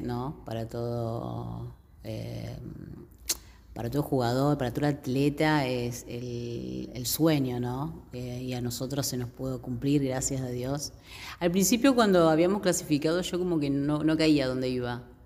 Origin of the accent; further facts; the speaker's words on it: Argentina; Argentina, somos todos argentinos ahí